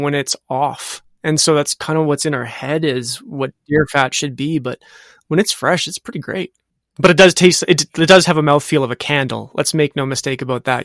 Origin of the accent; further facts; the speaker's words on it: Western Canada, Canada; I'm from Western Canada. I'm in Edmonton